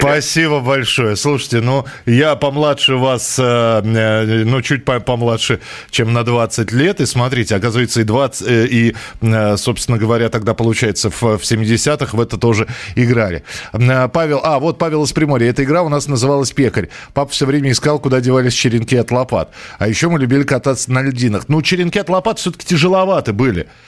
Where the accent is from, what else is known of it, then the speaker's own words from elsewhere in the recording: Russia; у нас в России